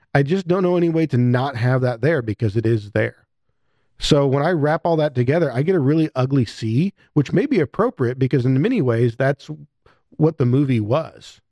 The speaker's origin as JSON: {"language": "English", "country": "United States", "said": "as an American"}